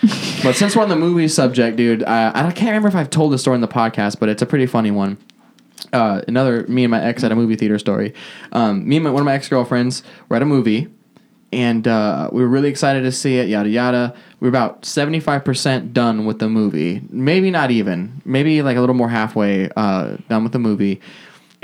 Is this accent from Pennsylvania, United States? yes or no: no; North Dakota, United States; I'm from North Dakota.